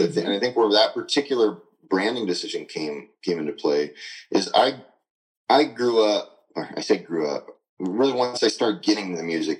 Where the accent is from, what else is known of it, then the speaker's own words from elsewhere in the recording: Midwest, United States; I'm from the Midwest.